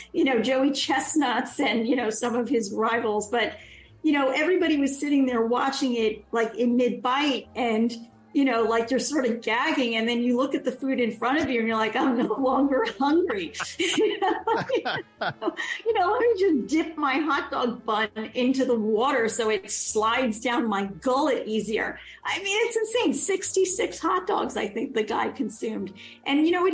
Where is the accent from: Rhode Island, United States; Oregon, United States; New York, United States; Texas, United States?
New York, United States; New York City; I grew up near Coney Island, uh, went there all the time with my dad, my grandmother. Um, you know, because we were on Ocean Parkway and it was my playground.